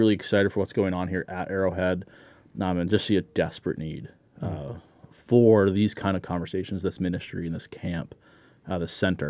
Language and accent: English; Tatamagouche, Nova Scotia, Canada; also born or lived in Truro; I grew up, I was born in Truro, Nova Scotia, and raised in Tatamagush. That's where I grew up.